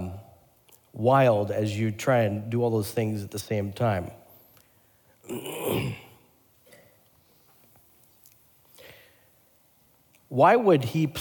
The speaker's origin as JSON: {"language": "English", "town": "Portland", "region": "Oregon", "country": "United States", "tie": "born or raised there", "moved": "yes", "said": "my home state and home city"}